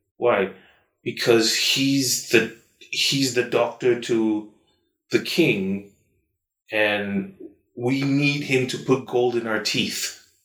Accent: Malaysia; a Malaysian

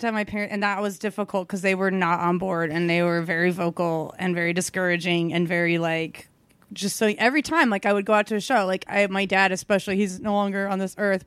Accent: Kansas City, United States; I found Stanford and Sons, which is like my hometown club

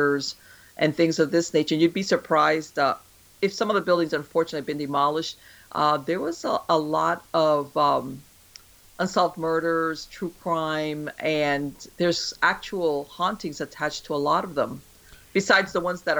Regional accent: Miami, Florida, United States; I grew up here in Miami

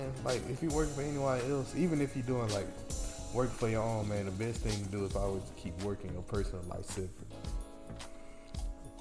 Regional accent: Mississippi, United States; moved away; I'm from Mississippi

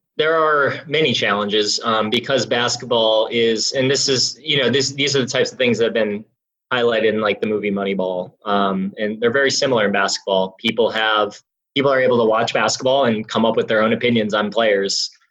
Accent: Milwaukee, Wisconsin, United States; I grew up in Wisconsin

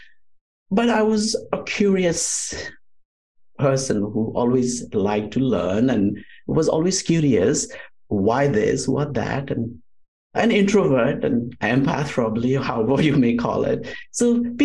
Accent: outskirts of Kathmandu Valley, Bagmati, Nepal; moved away as an adult; also born or lived in India; now in Orange County, United States; grew up in the foothills of the Himalayas, outskirts of Kathmandu Valley

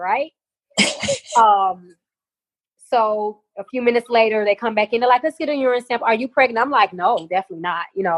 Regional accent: Chicago, Illinois, United States; moved away; also born or lived in Ruston; I'm from Chicago originally.

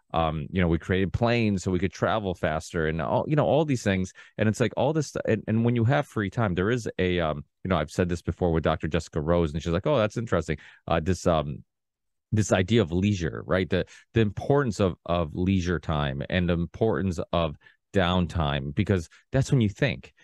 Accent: Portugal; now in United States; I was born in Portugal.

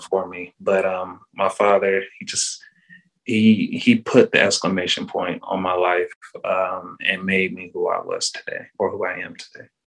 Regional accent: Charlotte, North Carolina, United States; moved away as an adult; also born or lived in Raleigh, North Carolina / Durham, North Carolina / Statesville, North Carolina; now in Tampa, United States; I moved to Charlotte um, until I was 12

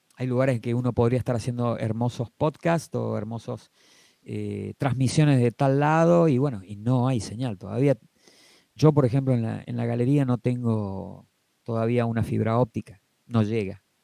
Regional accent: Argentina; Como argentinos que no somos americanos, ni somos europeos

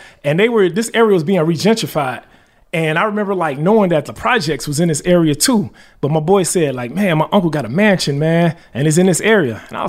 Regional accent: Chicago, Illinois, United States; I'm from Chicago, born and raised.

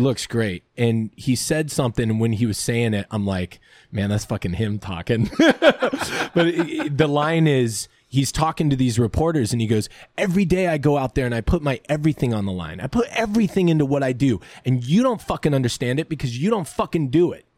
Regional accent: Lancaster, California, United States; I grew up, you know, Lancaster, California

